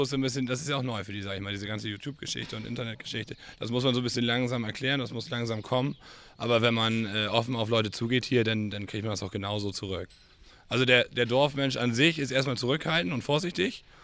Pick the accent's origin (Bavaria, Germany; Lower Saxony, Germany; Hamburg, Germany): Lower Saxony, Germany; Rüspel; also born or lived in Zeven; ich bin 32 Jahre alt, komme aus Rüspel, bin hier aufgewachsen